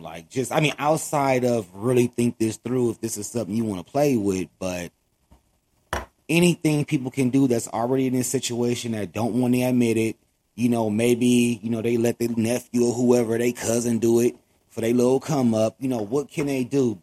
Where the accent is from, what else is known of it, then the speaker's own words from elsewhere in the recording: Los Angeles, California, United States; I grew up in Watts, um, which is in Los Angeles, California.